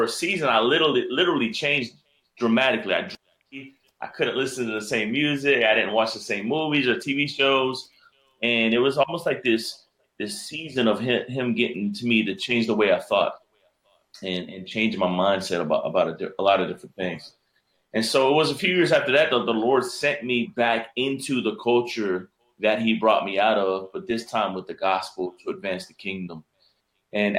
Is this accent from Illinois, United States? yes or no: no; Miami, Florida, United States; I was born and raised in Miami, Florida.